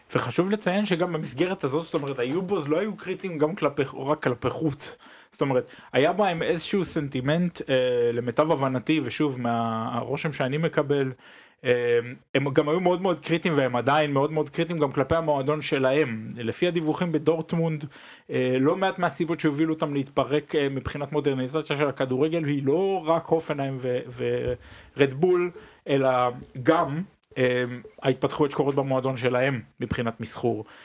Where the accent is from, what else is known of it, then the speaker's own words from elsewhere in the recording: Israel; now in Germany; כישראלים, כאנשים שחיים פה אה, בגרמניה כבר כמה שנים וכזרים פה